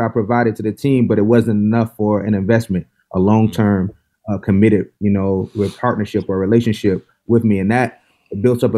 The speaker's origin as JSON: {"language": "English", "town": "Mulberry", "region": "Florida", "country": "United States", "tie": "born or raised there", "also_born_or_lived": "Baltimore / Berkeley, California", "moved": "as an adult", "said": "Hometown, Mulberry, Florida, 3,000 people. Right in the central Florida, right between Tampa and Orlando."}